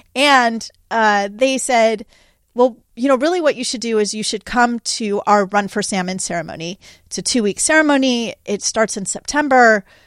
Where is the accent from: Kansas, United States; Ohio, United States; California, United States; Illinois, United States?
California, United States; I grew up in California. This has been my home my whole life.